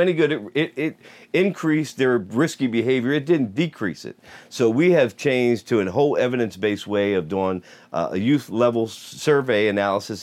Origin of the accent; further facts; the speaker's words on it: Steelton, Pennsylvania, United States; growing up in Stilton